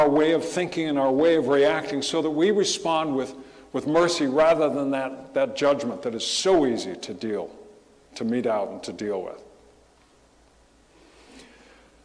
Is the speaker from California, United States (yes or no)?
yes; Southern California, United States; growing up in Southern California